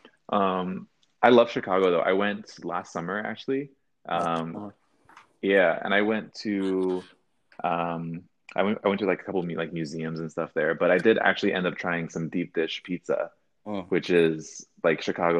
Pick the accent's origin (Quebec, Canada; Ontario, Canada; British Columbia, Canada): British Columbia, Canada; Vancouver; We're from Vancouver, Canada.